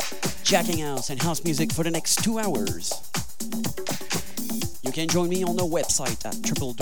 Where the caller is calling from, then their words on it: Montreal, Quebec, Canada; I'm live from Montreal, Quebec, Canada.